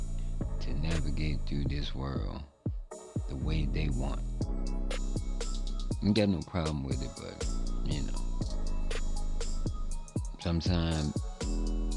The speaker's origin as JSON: {"language": "English", "region": "Louisiana", "country": "United States", "said": "my home state, Louisiana"}